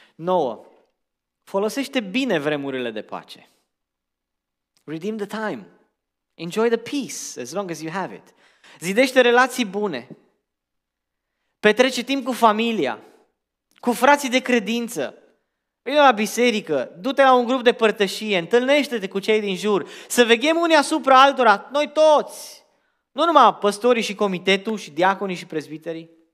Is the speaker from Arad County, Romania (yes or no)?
yes; Arad, Arad County, Romania; now in Portland, United States; eu am crescut în România într-un oraș numit Arad